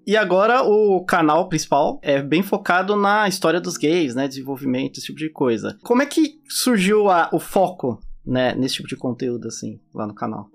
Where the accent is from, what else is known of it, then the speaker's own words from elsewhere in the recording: Brazil; now in United States; eu sou brasileiro, eu não, não nasci aqui. Eu tenho sotaque.